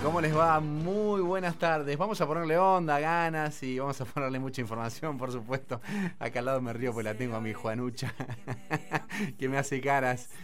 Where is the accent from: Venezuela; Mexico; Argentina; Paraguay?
Argentina; nosotros como argentinos